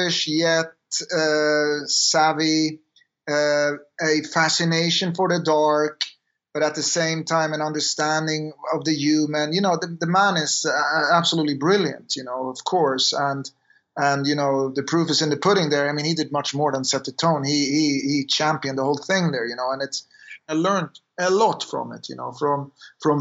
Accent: Sweden; we grew up in Sweden

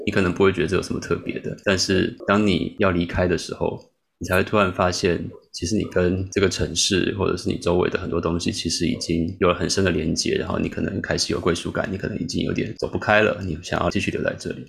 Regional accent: Taiwan; moved away as an adult; also born or lived in St. Louis, United States; now in Chicago, United States; 我们过去在台湾长大

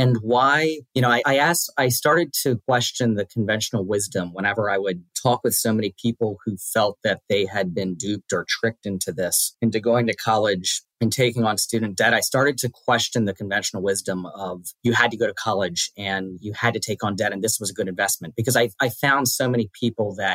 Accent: Washington, District of Columbia, United States; I grew up in Washington, D.C., or just outside of D.C., raised by my mom

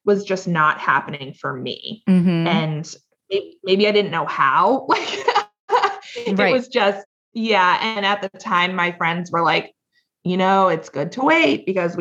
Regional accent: Potomac, Maryland, United States; moved away as an adult; also born or lived in New York City / Rockville, Maryland; we're from Potomac, Maryland, initially. Both my husband and I are

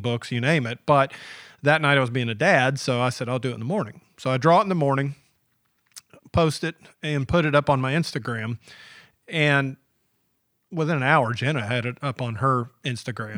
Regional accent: Georgia, United States; I grew up in Georgia

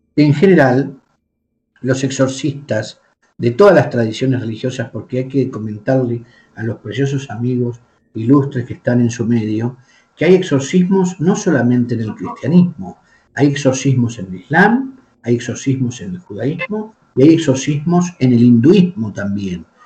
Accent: Argentina; moved away as an adult; now in Spain; yo soy nativo de la República Argentina

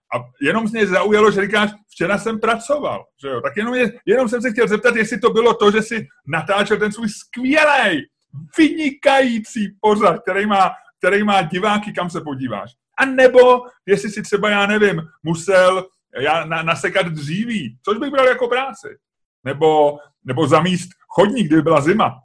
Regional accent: Czechia; jsme z Česka

